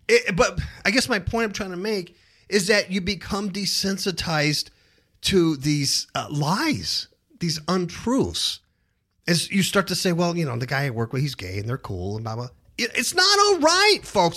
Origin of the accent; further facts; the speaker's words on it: California, United States; moved away as an adult; now in Las Vegas, United States; We came from Cuckoo, California. One of the big reasons we left California, lifelong Californians, born and raised there, to a state like Nevada